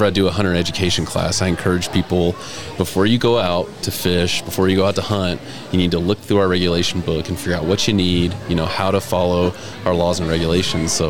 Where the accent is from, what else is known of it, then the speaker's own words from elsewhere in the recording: Louisiana, United States; also born or lived in Kentucky / New York / Tennessee; now in Riverton, United States; I grew up in Louisiana.